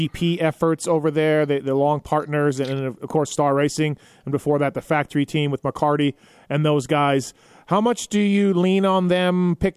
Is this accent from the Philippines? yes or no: no; Canada; I'm Canadian